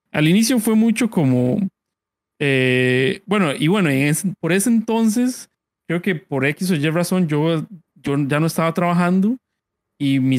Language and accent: Spanish; Costa Rica; Bueno, Sun Entertainment somos unos desarrolladores costarricenses de juegos.